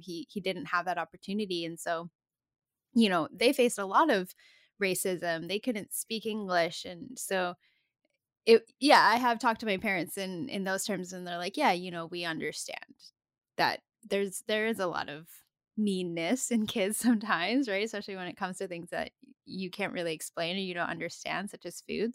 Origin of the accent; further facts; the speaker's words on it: Comox Valley, Vancouver Island, British Columbia, Canada; also born or lived in Calgary, Alberta; I was born in Calgary and then I moved to Vancouver Island when I was a small kid